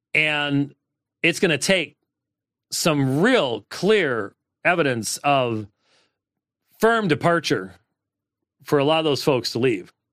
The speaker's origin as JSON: {"language": "English", "region": "Minnesota", "country": "United States", "tie": "born or raised there", "moved": "yes", "said": "Home state as in my State of my birth. It's not my home state. State of my birth"}